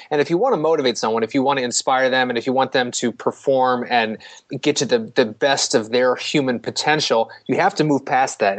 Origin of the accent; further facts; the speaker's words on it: St. Louis, Missouri, United States; growing up in St. Louis